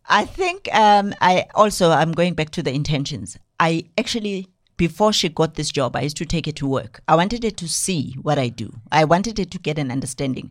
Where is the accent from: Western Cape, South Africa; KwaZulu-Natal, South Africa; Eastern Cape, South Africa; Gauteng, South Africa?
KwaZulu-Natal, South Africa; Newcastle; now in Johannesburg, South Africa; from K Z N, I was born and bred in Newcastle and moved to Joburg, um, in two thousand.